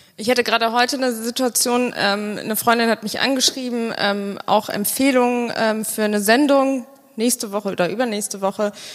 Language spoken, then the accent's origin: German; Bonn, North Rhine-Westphalia, Germany; Ich komme aus Bonn